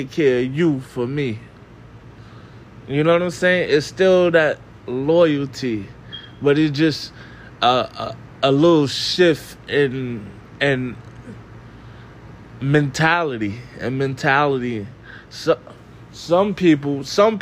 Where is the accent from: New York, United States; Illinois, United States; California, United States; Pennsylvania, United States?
New York, United States; New York City; I was from the Bronx.